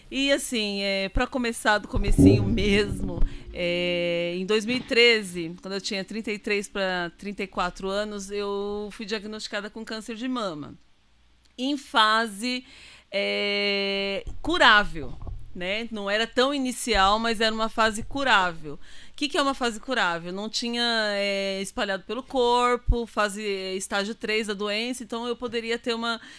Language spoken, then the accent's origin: Portuguese; Itaquaquecetuba, São Paulo, Brazil; Nós somos de Itacoaxetuba.